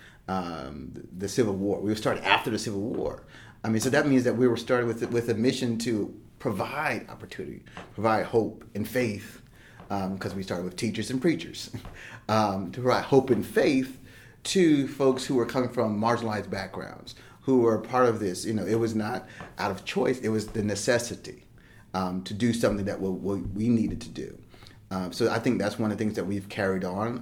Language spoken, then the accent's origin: English; Plainfield, New Jersey, United States; also born or lived in Piscataway, New Jersey; now in Charlotte, United States; I grew up in small town Plainfield, New Jersey